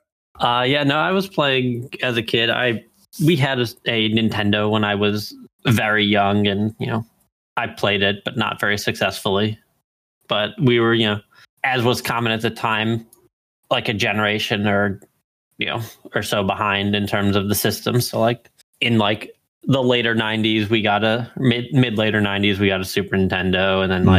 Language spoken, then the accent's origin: English; Chicago, Illinois, United States; moved away as an adult; now in Washington State, United States; I grew up in Chicago and moved out here for work